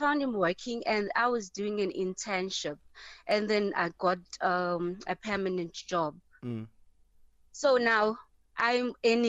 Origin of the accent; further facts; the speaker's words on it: Pretoria, Gauteng, South Africa; now in Johannesburg, South Africa; I got a job this side. I was from Pretoria, and then I got a job this side in Joburg.